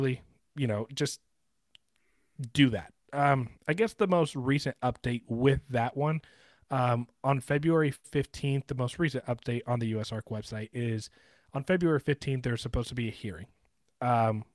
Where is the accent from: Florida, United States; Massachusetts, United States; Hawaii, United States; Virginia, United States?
Florida, United States; Sarasota; I grew up in Sarasota, Florida